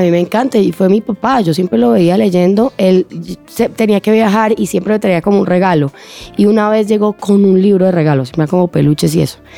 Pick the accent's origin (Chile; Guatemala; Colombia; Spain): Colombia; lo que somos como colombianos